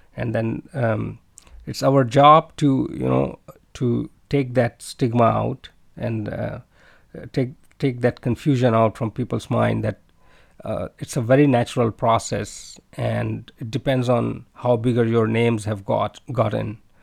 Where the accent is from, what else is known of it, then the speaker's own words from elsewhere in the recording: India; moved away as an adult; now in China; I'm from India